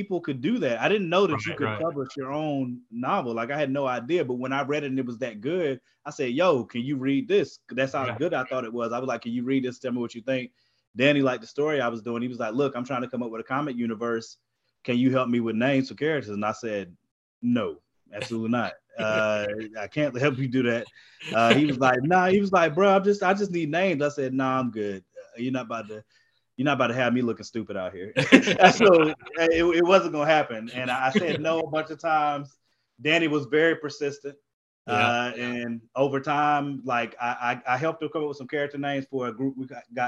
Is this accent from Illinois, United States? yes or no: no; Durham, North Carolina, United States; I'm from Durham, North Carolina